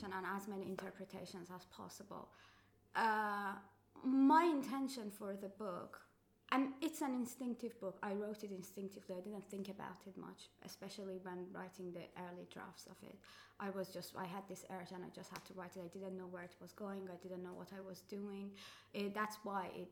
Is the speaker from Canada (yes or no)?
no; Tehran, Tehran Province, Iran; first language Farsi; English is a second language; moved away as an adult; now in London, United Kingdom; I came to London from Tehran to do an MA in creative writing.